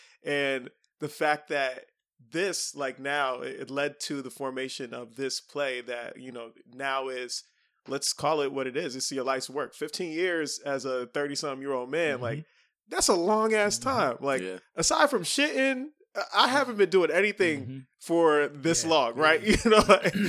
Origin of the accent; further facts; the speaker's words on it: New York City, New York, United States; I grew up in Queens Village.